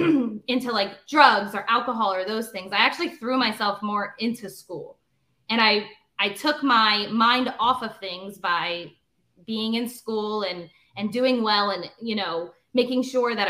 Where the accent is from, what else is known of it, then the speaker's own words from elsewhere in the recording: Northeast Pennsylvania, United States; born and raised in Northeast Pennsylvania. Haven't lived anywhere else my entire life